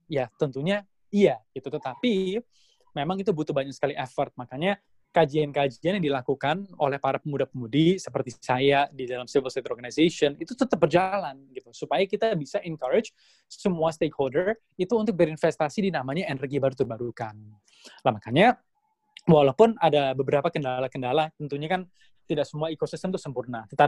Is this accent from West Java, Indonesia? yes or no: no; Surabaya, East Java, Indonesia; orang tua saya keluarga saya orang Indonesia saya orang Jawa Timur saya orang Surabaya